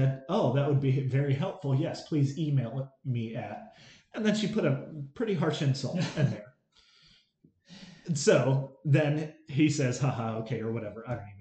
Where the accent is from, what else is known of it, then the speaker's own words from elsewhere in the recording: United States; as an American